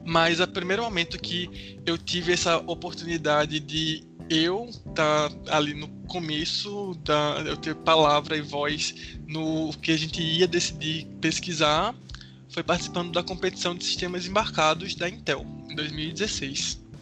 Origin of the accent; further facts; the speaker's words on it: Recife, Pernambuco, Brazil; eu estudo engenharia da computação, sou de Recife.